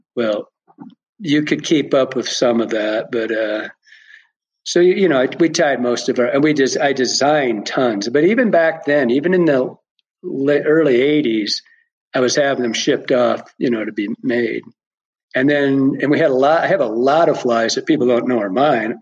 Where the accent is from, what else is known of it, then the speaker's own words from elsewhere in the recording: Michigan, United States; moved away as an adult; Born and raised in Michigan. I was in Michigan for the first 40 years of my life